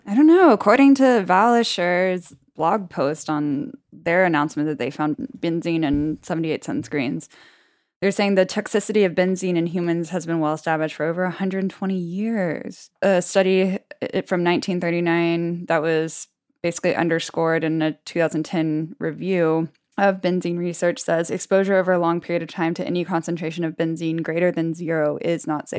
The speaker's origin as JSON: {"language": "English", "country": "United States", "said": "as an American"}